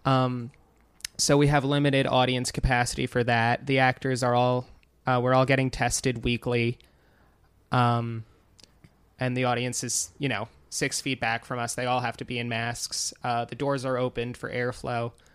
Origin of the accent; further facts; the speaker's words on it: Wading River, New York, United States; moved away as an adult; now in New York City, United States; I am from Long Island. I grew up in Wading River, which is almost to the North Fork